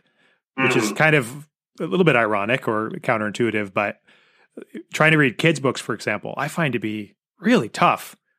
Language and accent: English; United States; accent: American; my own American dialect of English